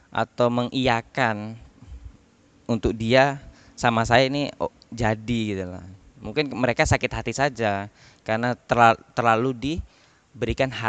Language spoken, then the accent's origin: Indonesian; Bangkalan, East Java, Indonesia; accent: Madurese; usia 9 tahun sampai 25 tahun ini memang saya di Bangkalan. Jadi saya juga bingung saya ini asli mana gitu. Karena logat saya da- juga sudah mengarah ke Madura.